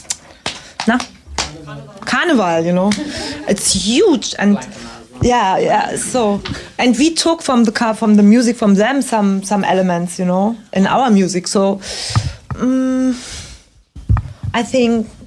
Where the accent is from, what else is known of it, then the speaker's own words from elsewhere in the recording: Berlin, Germany; I grew up in the West